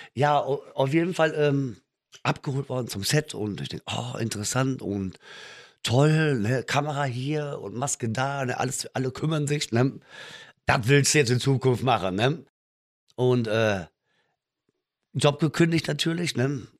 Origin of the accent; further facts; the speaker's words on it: Münster, North Rhine-Westphalia, Germany; Ich komme eigentlich aus Münster in Westfalen